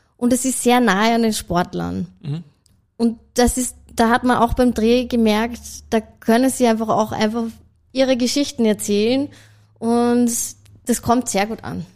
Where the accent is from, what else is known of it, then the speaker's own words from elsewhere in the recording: Salzburg, Austria; moved away as an adult; also born or lived in Hong Kong / Sydney, Australia / Switzerland; ich bin ursprünglich aus Salzburg